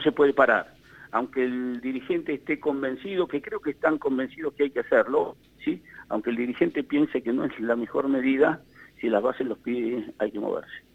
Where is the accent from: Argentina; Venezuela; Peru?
Argentina